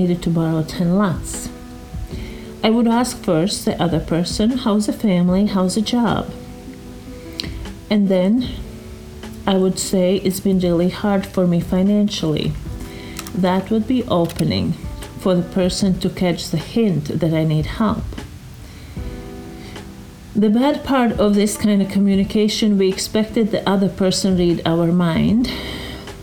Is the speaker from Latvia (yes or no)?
yes; Latvia; moved away; I was born in Latvia